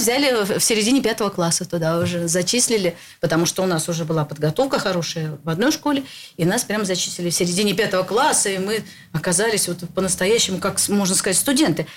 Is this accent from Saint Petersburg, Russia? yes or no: yes; Saint Petersburg, Russia; Я родилась в Ленинграде